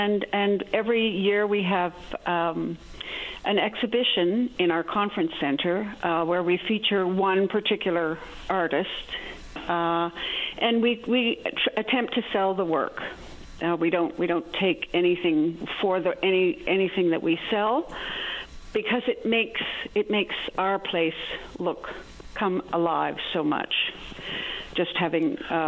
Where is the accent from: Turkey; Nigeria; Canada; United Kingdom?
Canada; Ottawa, Ontario; now in Newfoundland, Canada; I grew up in Ottawa in an academic household